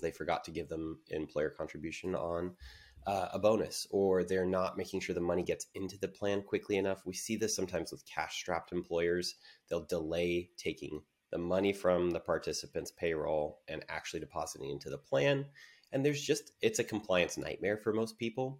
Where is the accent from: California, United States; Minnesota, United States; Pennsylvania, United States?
California, United States; San Diego; I'm born and raised in San Diego